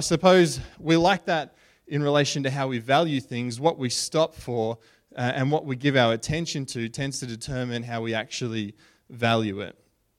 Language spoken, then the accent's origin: English; Brisbane, Queensland, Australia; We grew up in Brisbane, and we went to the Brisbane show